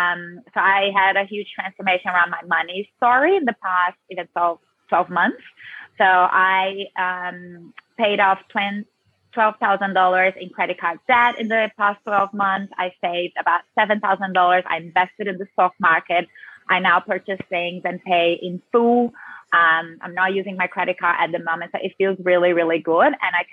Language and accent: English; Brazil; accent: South American; now in Australia; Yes, I have that South American Latina flavor in me very strongly.